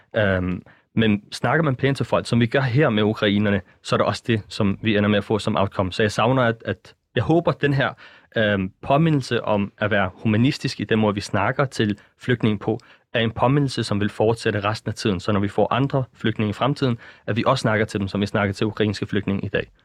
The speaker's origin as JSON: {"language": "Danish", "country": "Denmark", "said": "i os som danskere"}